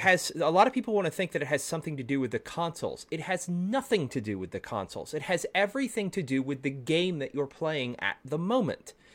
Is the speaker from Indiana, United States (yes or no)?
no; Texas, United States; I'm from Texas